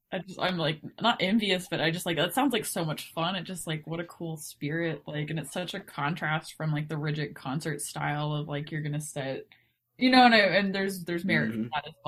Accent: Texas, United States; moved away; also born or lived in Montana; I grew up in Texas and they had a pretty robust band program.

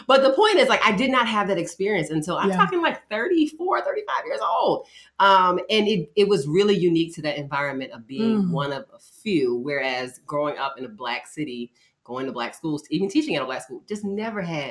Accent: Baltimore, Maryland, United States; I grew up in Baltimore

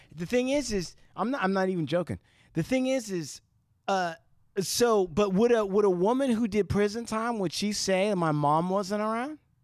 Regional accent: Santa Ana, California, United States; I was born in Santa Ana

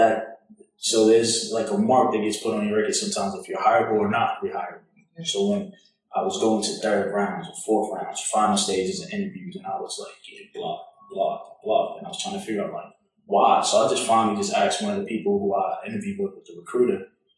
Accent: Boston, Massachusetts, United States; accent: Boston; moved away as an adult; also born or lived in Atlanta, Georgia; I'm originally from Boston, if you can't tell by the accent. So grew up in the Northeast

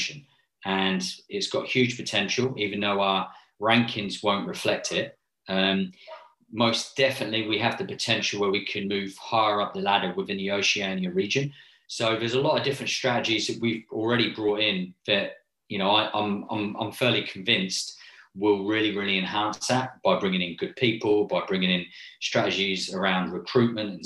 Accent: England, United Kingdom; moved away as an adult; now in Samoa; I'm a professional from England working abroad

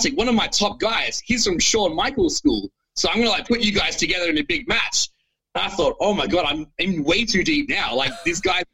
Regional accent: Australia; being the Australian guy overseas

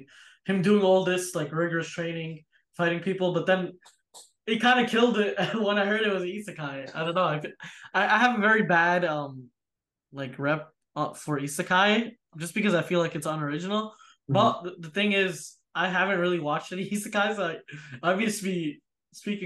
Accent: United States; I'm from America

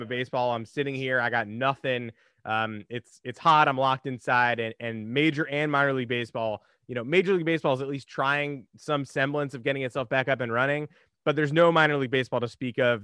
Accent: New York, United States; I grew up in New York

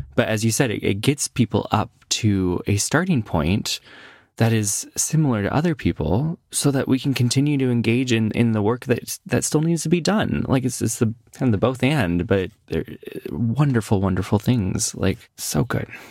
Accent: Midwest, United States; moved away; I grew up in the Midwest

